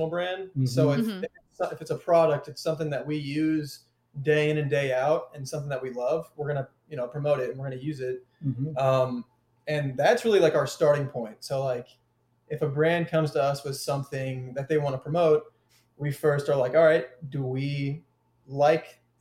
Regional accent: Louisville, Kentucky, United States; we're a family of five from Louisville, Kentucky

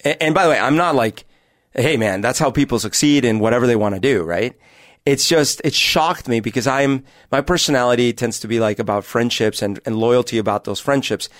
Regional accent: Bogotá, Colombia; now in Seattle, United States; I grew up at altitude in Bogota

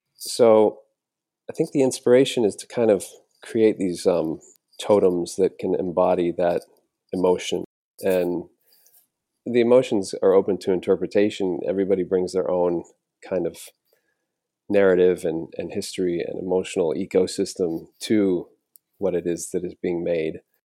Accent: an island on the Gulf Coast of Florida, United States; moved away; having grown up on this island in, on the Gulf Coast of Florida

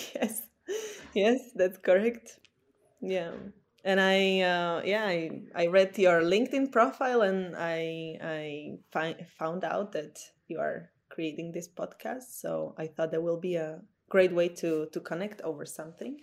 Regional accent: Slovakia; moved away as an adult; now in Copenhagen, Denmark; originally I'm from Slovakia

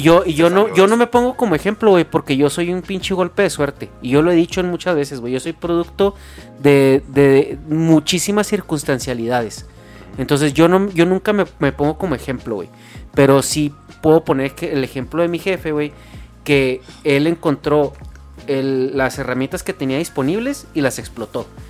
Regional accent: northern Mexico, Mexico; como norteño

